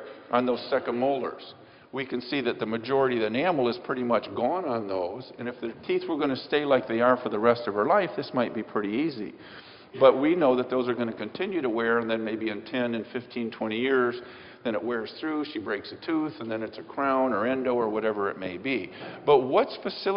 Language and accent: English; Michigan, United States; I'm from Michigan